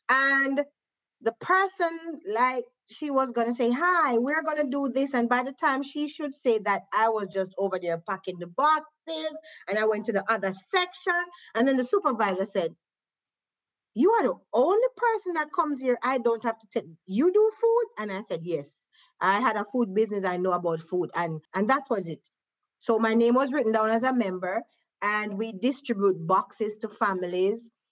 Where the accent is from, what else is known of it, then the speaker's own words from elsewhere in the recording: Jamaica; And because of my accent again they're always fascinated where do you come from and then i would educate them it gives me a chance to say i am from jamaica and we do this and we